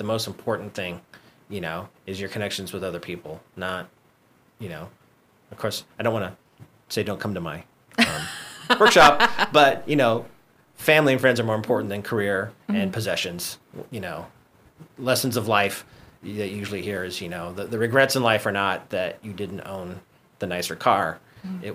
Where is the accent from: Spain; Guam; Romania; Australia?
Guam; moved away as an adult; now in Los Angeles, United States; growing up on Guam, it's a tight-knit community